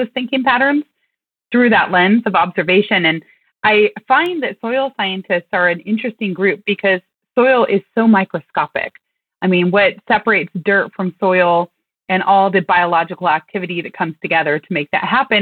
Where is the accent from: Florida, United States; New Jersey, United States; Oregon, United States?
Oregon, United States; Western; I grew up in Western Oregon.